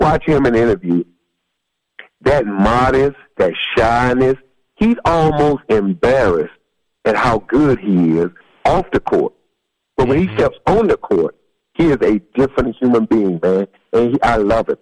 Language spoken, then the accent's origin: English; Columbus, Georgia, United States; my hometown of Columbus, Georgia